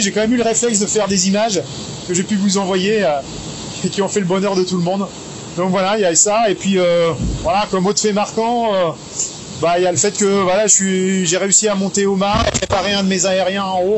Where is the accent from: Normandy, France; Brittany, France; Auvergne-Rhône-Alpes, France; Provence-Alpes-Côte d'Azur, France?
Provence-Alpes-Côte d'Azur, France; Briançon; je suis montagnard. Hein. je suis né à Briançon, dans les Hautes-Alpes